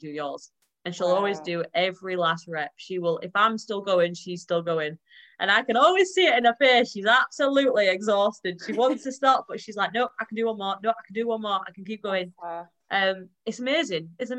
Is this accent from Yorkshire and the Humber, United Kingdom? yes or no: yes; Yorkshire and the Humber, United Kingdom